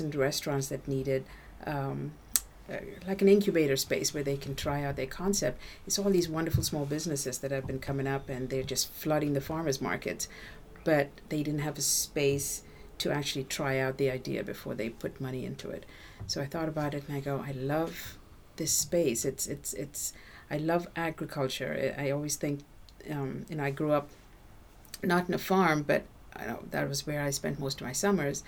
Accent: Windham, New Hampshire, United States; my hometown of Windham

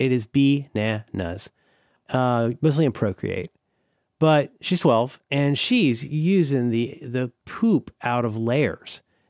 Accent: Florida, United States; But I am from Florida, so I'm always willing to speculate.

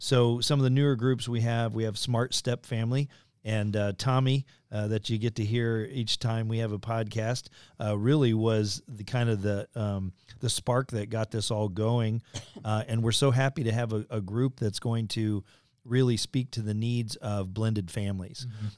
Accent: near the University of Illinois, United States; I grew up near the University of Illinois

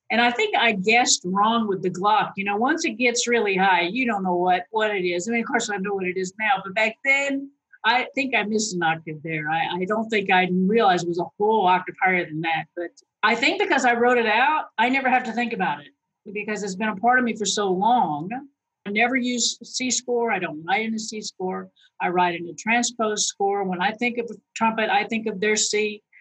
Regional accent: Phoenix, Arizona, United States; also born or lived in Boston / Arkansas / Louisiana; I was born in Boston. My brother was born a year and a half later in California. And then we moved to Phoenix. I went all through grade school up to grade school in Phoenix, Arizona.

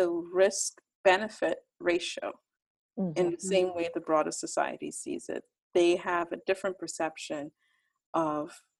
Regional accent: Trinidad & Tobago; a group of all of the authors, we grew up in Trinidad and Tobago

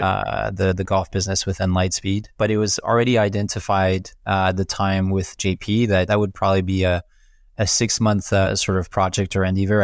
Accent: Quebec, Canada; accent: French Canadian; also born or lived in Montreal; as I'm sure you can pick up from my funky accent, I'm, I'm French Canadian, so based out of Montreal

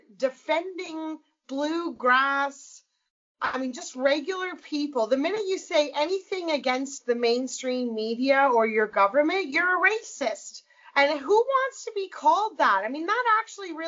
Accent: Nova Scotia, Canada; now in Alberta, Canada; I might live in Alberta, but I was born and raised in Nova Scotia

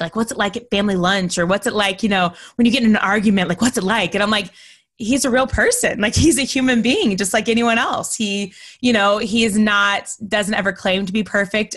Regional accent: Texas, United States; also born or lived in North Carolina; now in Florida, United States; I'm originally from Texas

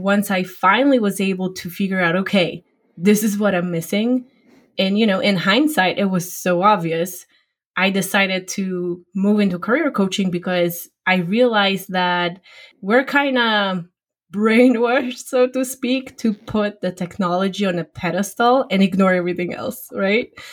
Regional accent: Poland; English is a second language; moved away as an adult; now in United States; I originally grew up and got educated back in Poland, my home country

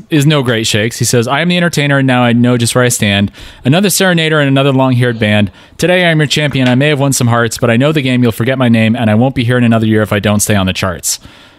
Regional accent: Pacific Northwest, United States; we grew up in the Pacific Northwest

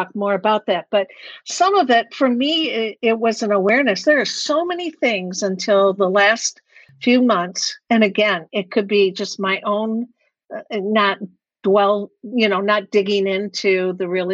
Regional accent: Detroit, Michigan, United States; I actually grew up in a very affluent suburban community of Detroit

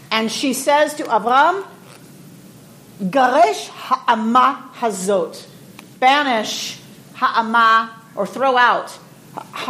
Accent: Atlanta, Georgia, United States; I am from Atlanta

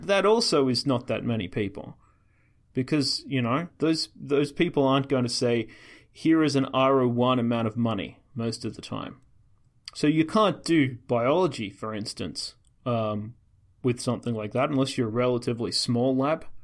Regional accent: Australia; I'm Australian

